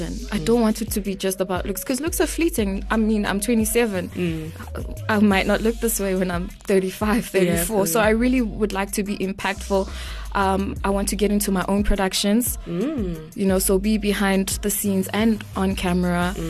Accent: Eswatini; I'm from Swaziland

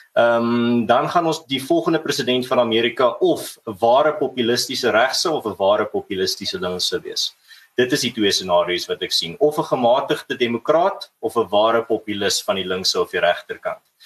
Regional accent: South Africa; ons as Suid-Afrikaners

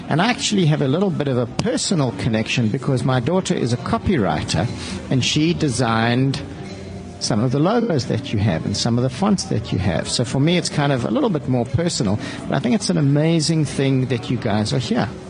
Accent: South Africa; we don't really see it as being a South African problem or it happening in South Africa.

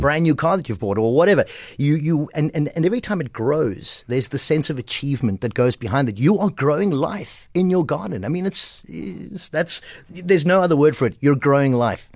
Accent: Port Elizabeth, Eastern Cape, South Africa; I'm from Port Elizabeth, from Kleiberga, P

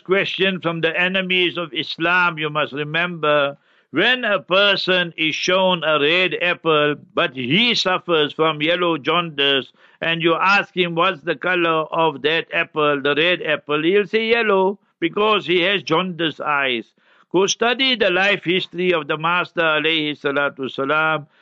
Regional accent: Heidelberg, Gauteng, South Africa; When I was a young boy, I grew up in Heidelberg, born in Heidelberg.

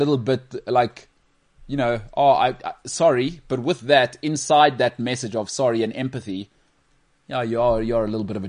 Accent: Emalahleni, Mpumalanga, South Africa; born there; I was born in the northern suburbs of Well, I was born in Emalahleni, but I moved. I moved here, you know?

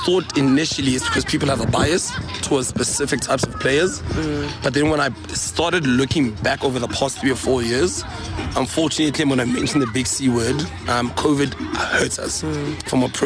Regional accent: Welkom, Free State, South Africa; moved away as an adult; also born or lived in Bloemfontein; now in Pretoria, South Africa; I'm from Valcom, or the Free State Valcom

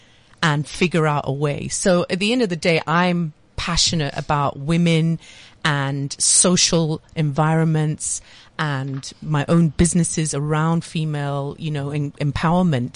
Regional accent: Nigeria; also born or lived in London, United Kingdom; now in South Africa; I'm half Nigerian and I'd spent my formative years in Nigeria secondary school.

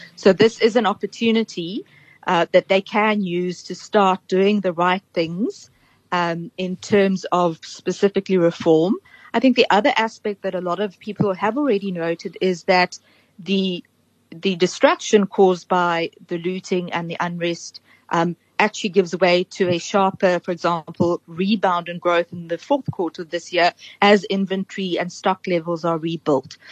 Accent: South Africa; also born or lived in Cape Town; as a South African

